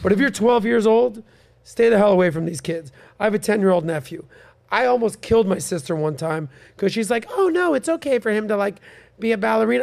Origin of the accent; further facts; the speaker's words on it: Miami, Florida, United States; Born and raised in Miami